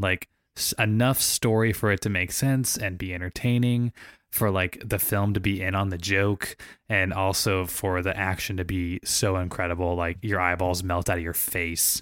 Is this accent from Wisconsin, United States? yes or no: no; St. Louis, Missouri, United States; I grew up in Saint Louis, Missouri, playing ice hockey my whole life